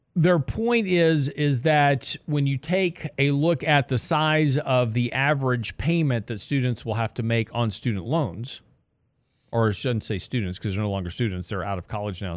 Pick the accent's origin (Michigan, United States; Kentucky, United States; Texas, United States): Texas, United States; Lake Jackson; I grew up in Lake Jackson, right on the coast of, uh, Texas, which is down by Freeport